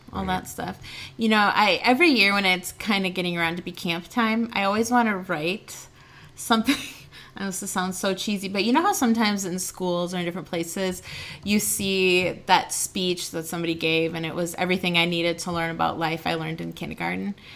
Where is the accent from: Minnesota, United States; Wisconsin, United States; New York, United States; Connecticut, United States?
Wisconsin, United States; Waukesha; I grew up in Waukesha, which is in Waukesha County